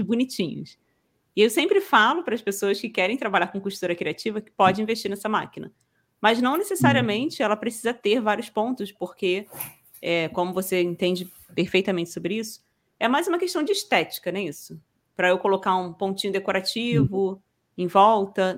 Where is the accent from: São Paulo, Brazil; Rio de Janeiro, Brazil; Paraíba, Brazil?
Rio de Janeiro, Brazil; sou carioca aqui do Rio